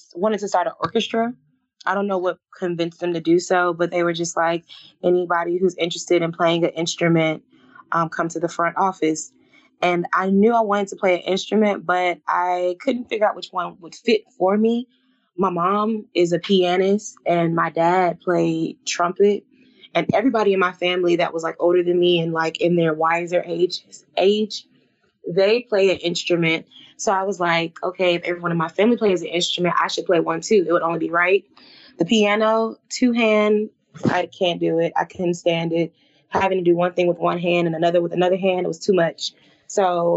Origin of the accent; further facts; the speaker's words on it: Atlanta, Georgia, United States; I was raised in Atlanta, Georgia